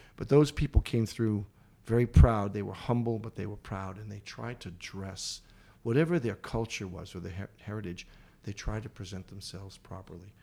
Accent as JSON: {"language": "English", "town": "Boston", "region": "Massachusetts", "country": "United States", "tie": "born or raised there", "said": "I grew up in Boston"}